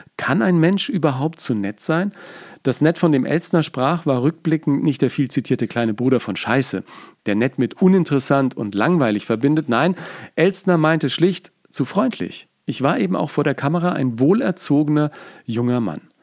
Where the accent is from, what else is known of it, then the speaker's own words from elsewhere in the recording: Hummeltal, Bavaria, Germany; also born or lived in Nuremberg; Die meiste Zeit lebten wir mit der Familie in kleinen Städten oder Dörfern wie im fränkischen Hummeltal, eine kleine Gemeinde im Landkreis Bayreuth in Oberfranken